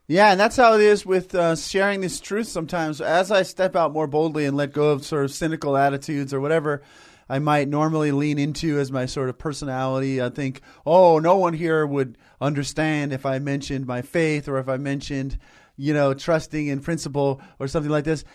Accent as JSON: {"language": "English", "town": "Tustin", "region": "California", "country": "United States", "tie": "born or raised there", "said": "Unity of Tustin, where I grew up"}